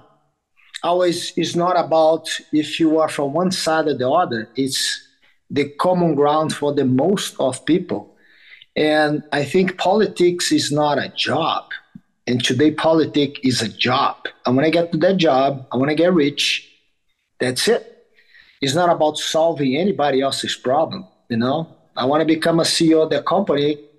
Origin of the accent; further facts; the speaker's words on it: Brazil; now in United States; I grew up in Brazil